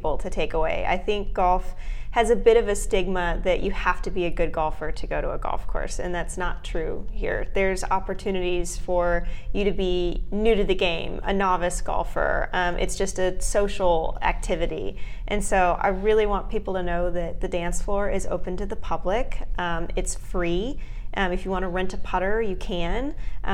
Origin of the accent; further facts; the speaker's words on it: Frisco, Texas, United States; It's in my hometown.